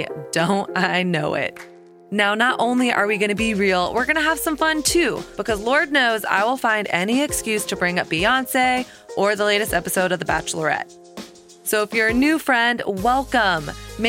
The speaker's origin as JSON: {"language": "English", "region": "Southern United States", "country": "United States", "tie": "born or raised there", "moved": "yes", "lives_now": "New York City, United States", "said": "It's all about my journey of growing up in Southern Christian culture, learning a set of rules and shame-based narratives about sex and desire and my body and dating, and really not questioning that until I moved to New York City."}